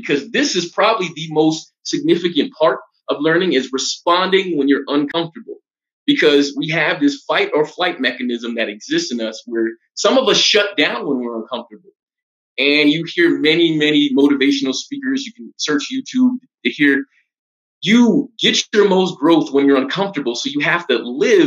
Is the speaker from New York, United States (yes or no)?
yes; New York City, New York, United States; moved away as an adult; now in Colombia; I'm originally from Brooklyn, New York, one of the five boroughs of New York City